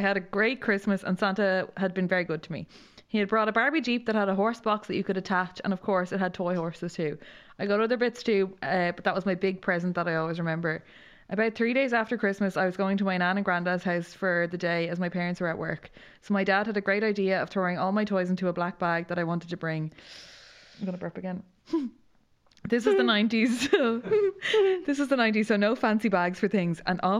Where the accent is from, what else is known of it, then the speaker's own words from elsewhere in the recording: County Mayo, Ireland; It's December 2010, the year of the big snow, and I'm from Mayo, so that actually means true inconvenience, can't go anywhere, can barely walk outside the door.